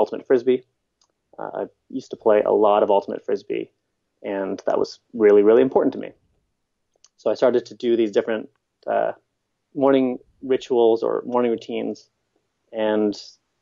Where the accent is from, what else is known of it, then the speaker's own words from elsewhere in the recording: Winnipeg, Manitoba, Canada; now in British Columbia, Canada; I'm not from here. I'm from Winnipeg, which is the middle of the country.